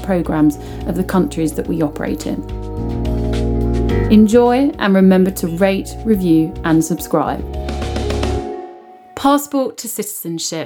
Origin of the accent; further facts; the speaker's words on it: United Kingdom; I'm British